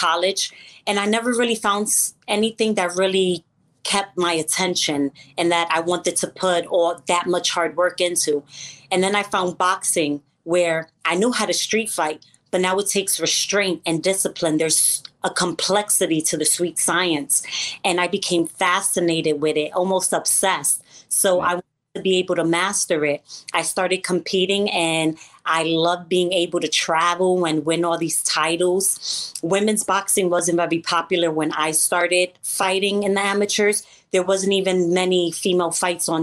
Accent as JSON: {"language": "English", "town": "New York City", "region": "New York", "country": "United States", "also_born_or_lived": "Connecticut", "moved": "as an adult", "lives_now": "Florida, United States", "said": "I'm actually from Brooklyn, New York."}